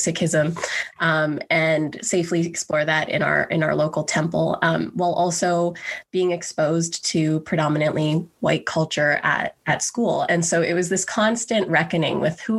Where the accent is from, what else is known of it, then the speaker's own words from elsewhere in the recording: Grande Prairie, Alberta, Canada; I was born and raised in Grand Prairie, Alberta, a small city in northern Alberta.